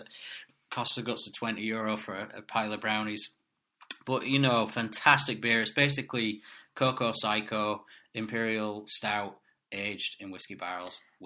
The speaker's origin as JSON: {"language": "English", "country": "Ireland", "said": "I'm Irish"}